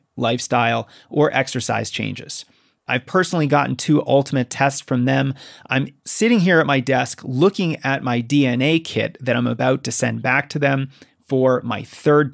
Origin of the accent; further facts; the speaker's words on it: Colorado, United States; I'm from Colorado